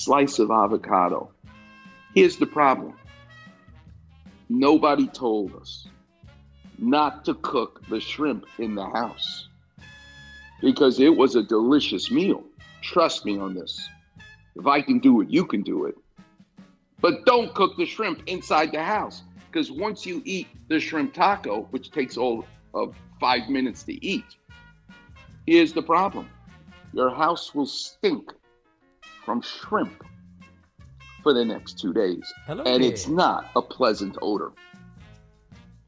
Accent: New York, United States; moved away; I'm Jewish from New York.

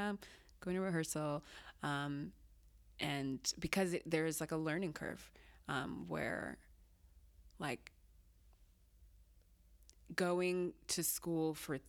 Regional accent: Massachusetts, United States; also born or lived in Zimbabwe; I grew up in Massachusetts, mostly

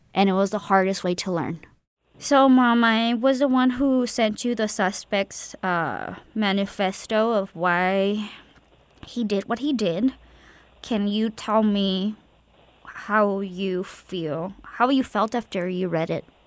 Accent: El Paso, Texas, United States; also born or lived in Ciudad Juárez, Mexico; now in San Francisco Bay Area, United States; I am half from Juarez and half from El Paso. I just like to say the border. I'm from the border

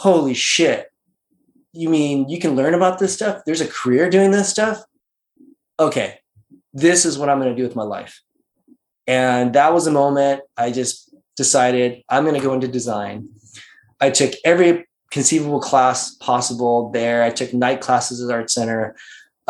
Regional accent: Las Vegas, Nevada, United States; moved away as an adult; also born or lived in Singapore; now in California, United States; I grew up my childhood life in Vegas from second grade until I got out of high school

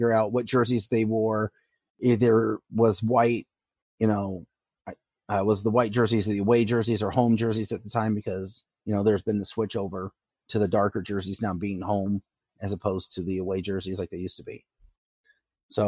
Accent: St. Louis, Missouri, United States; growing up in St. Louis. I liked the Flames even though I lived in St. Louis

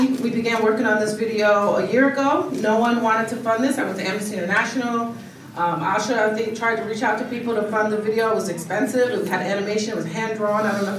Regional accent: Detroit, Michigan, United States; I'm from Detroit

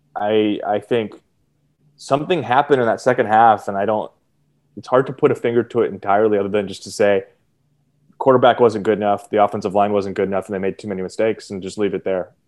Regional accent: Eugene, Oregon, United States; I grew up in Eugene.

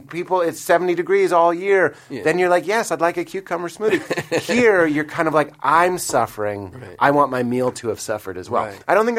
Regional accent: Boston, Massachusetts, United States; I will say I'm from Boston

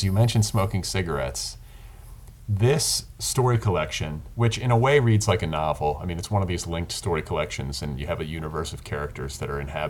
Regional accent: Indiana, United States; growing up in Indiana.

